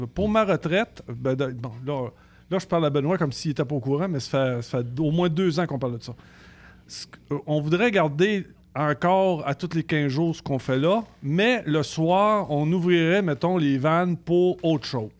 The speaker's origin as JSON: {"language": "French", "country": "Canada", "said": "on est chauffeur de camion, on est Canadien"}